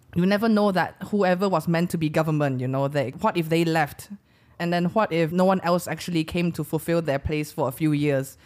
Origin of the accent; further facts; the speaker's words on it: Sarawak, Malaysia; first language English; also born or lived in United Kingdom; in Sarawak, my, my hometown